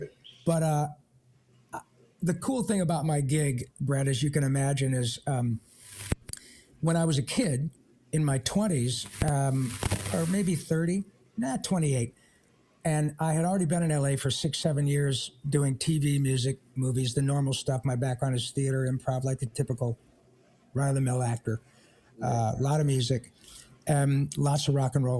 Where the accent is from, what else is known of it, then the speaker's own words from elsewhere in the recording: Michigan, United States; now in Agoura Hills, United States; I'm from Michigan originally